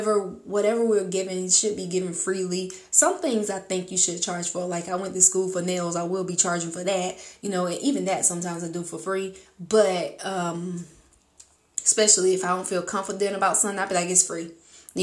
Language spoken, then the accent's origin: English; United States; accent: country; moved away as an adult; now in United Kingdom; I'm straight from America, and I'm straight country. Came straight out the country in the backwoods, proud of it, and will never change it